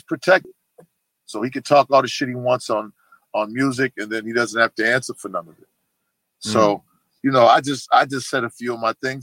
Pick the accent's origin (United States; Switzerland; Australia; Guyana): United States; Boston, Massachusetts; I come from Boston, very racist city